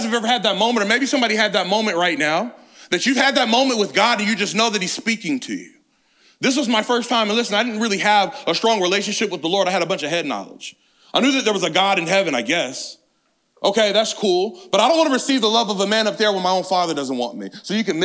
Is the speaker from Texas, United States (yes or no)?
no; California, United States; I grew up in inner city California.